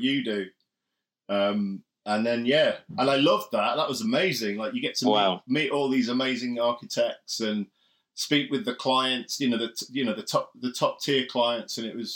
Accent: North Wales, United Kingdom; now in United States; I grew up in North Wales

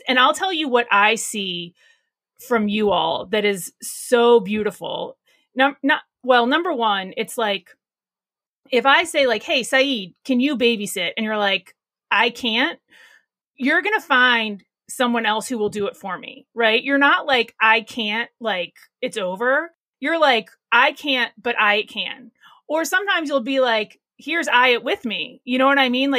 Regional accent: Alexandria, Virginia, United States; now in Charlottesville, United States; I grew up in Alexandria, Virginia

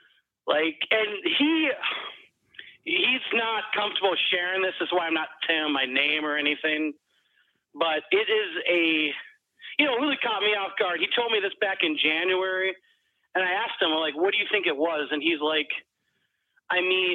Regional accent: Minnesota, United States; I'm from Minnesota, by the way, so a lot of snow.

